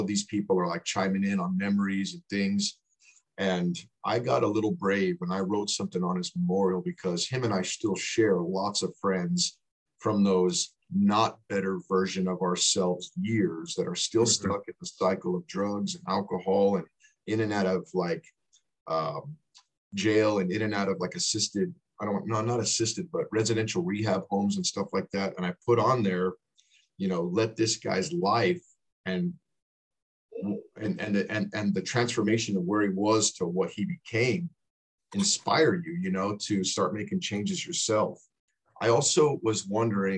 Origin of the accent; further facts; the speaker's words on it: El Paso, Texas, United States; now in North Dakota, United States; we grew up in El Paso, Texas together